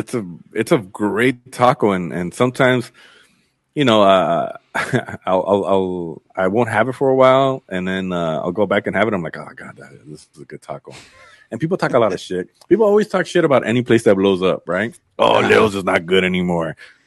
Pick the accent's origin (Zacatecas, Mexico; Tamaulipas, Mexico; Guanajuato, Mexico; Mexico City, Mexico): Zacatecas, Mexico; I'm from Zacatecas. My family's from Zacatecas, and we're big on stews.